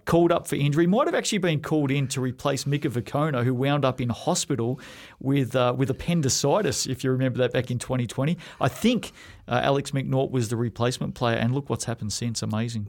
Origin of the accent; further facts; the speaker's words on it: Australia; now in New Zealand; growing up in Australia